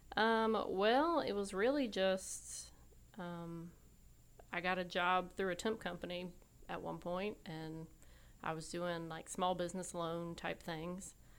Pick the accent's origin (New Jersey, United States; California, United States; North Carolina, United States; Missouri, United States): North Carolina, United States; Raleigh; also born or lived in Wilmington, North Carolina; I was born and raised basically here in Raleigh